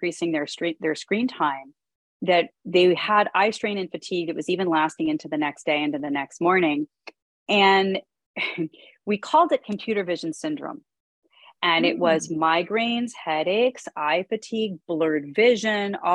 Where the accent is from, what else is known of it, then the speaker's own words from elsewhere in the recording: Pittsburgh, Pennsylvania, United States; I'm from Pittsburgh